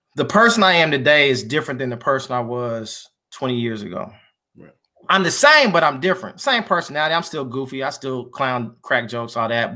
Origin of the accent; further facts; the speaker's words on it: Kansas City, United States; also born or lived in Iowa; born and raised in Kansas City